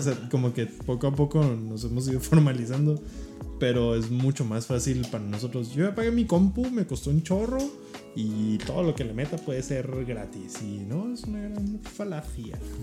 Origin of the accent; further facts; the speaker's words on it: Mexico; como mexicanos